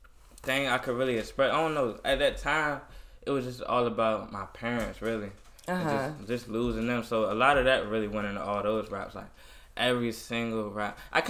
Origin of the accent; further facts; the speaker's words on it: Virginia Beach, Virginia, United States; Yeah, I'm from Virginia Beach. I'm from, College Park.